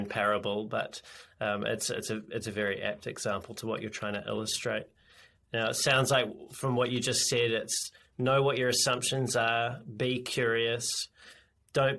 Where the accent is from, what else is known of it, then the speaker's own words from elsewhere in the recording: New Zealand; As a New Zealander